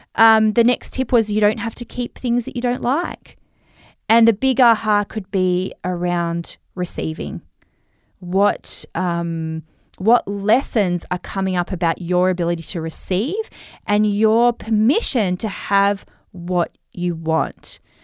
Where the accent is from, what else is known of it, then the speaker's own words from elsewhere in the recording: Australia; accent: Australian; my Australian accent